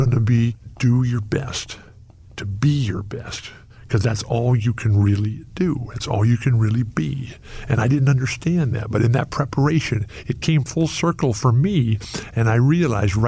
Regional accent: San Diego, California, United States; growing up in San Diego, every day my mom would bring home big stacks of books

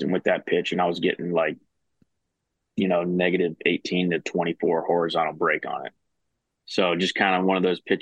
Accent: Charlotte, North Carolina, United States; I'm actually from Charlotte, so it's like 10 minutes from my house

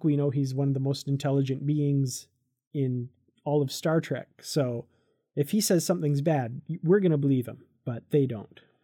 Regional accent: Canada; I'm from Canada

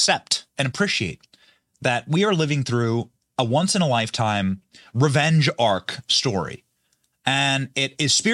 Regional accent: United States; I'm an American

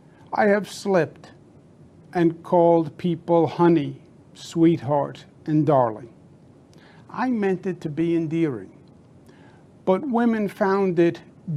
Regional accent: New York, United States; Now, you know me. I'm a New Yorker, born and bred. I am a fighter.

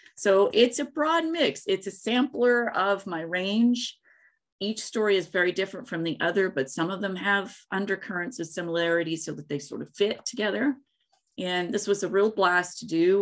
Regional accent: Gray, Tennessee, United States; also born or lived in Pacific Northwest; now in Los Angeles, United States; I grew up in East Tennessee in the Tri Cities area, Kingsport, Johnson City, Bristol

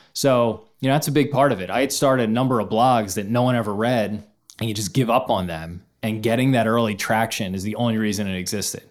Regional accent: Philadelphia, Pennsylvania, United States; growing up in Philadelphia, huge Philadelphia sports fan

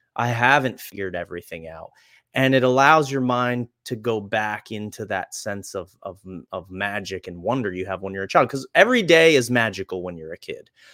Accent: Reading, Pennsylvania, United States; I grew up in Redding, Pennsylvania

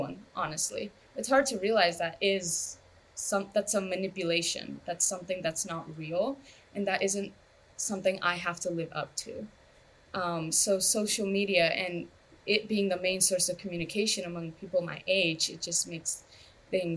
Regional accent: United States; My parents are immigrants, of course, and I grew up in America

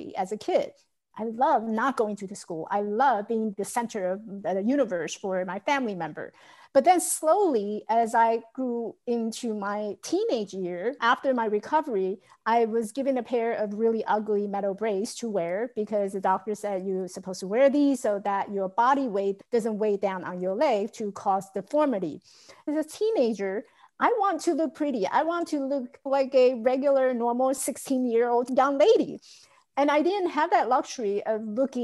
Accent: Taiwan; I grew up in Taiwan, so we had a lot of rice field, open field that you can run and chase each other.

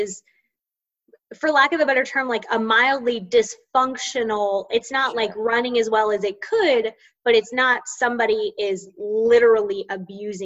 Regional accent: Central Florida, United States; I grew up in Central Florida.

